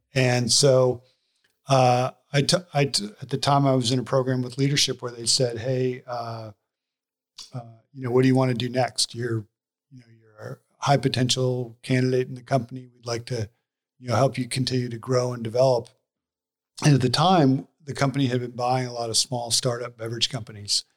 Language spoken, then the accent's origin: English; Seattle, Washington, United States; moved away; I grew up in Seattle. We had family there, so we said, let's go to Seattle